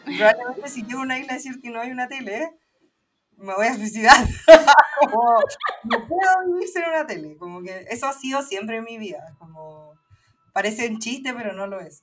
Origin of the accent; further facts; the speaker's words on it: Santiago, Santiago Metropolitan Region, Chile; also born or lived in Valparaíso; viví mi infancia en Santiago